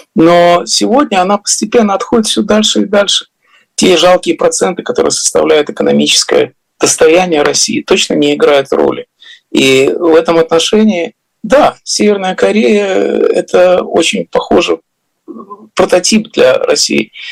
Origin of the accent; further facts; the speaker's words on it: Riga, Latvia; now in United States; где я вырос в Риге